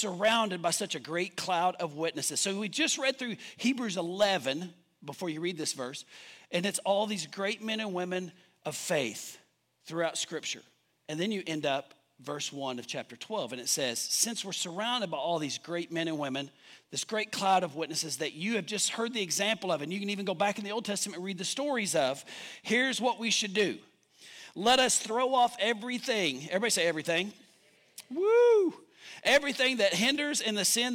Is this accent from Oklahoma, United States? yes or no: yes; Duncan, Oklahoma, United States; when I was growing up in Duncan, northeast of Duncan